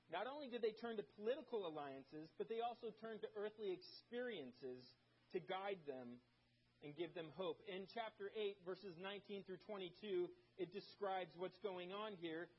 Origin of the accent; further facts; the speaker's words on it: Germany; moved away; I grew up in Germany